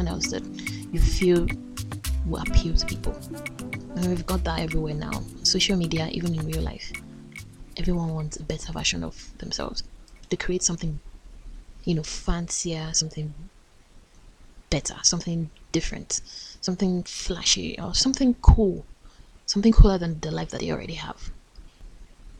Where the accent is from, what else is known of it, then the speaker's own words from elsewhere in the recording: Nigeria; as a Nigerian